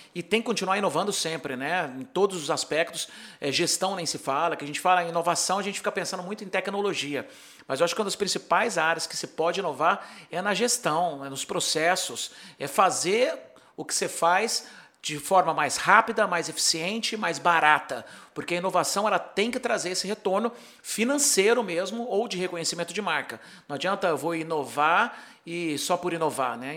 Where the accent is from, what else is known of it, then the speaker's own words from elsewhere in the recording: Brazil; moved away as an adult; also born or lived in Santa Barbara, California, United States; eu sou do Brasil